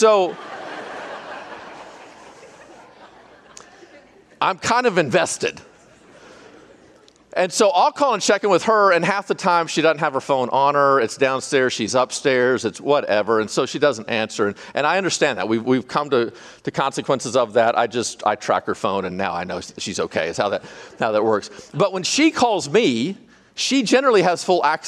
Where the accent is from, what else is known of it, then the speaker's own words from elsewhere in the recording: Arkansas, United States; I'm from Arkansas